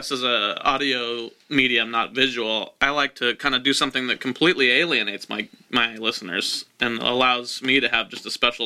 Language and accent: English; Wichita, Kansas, United States; Nathan and I are both from Wichita, Kansas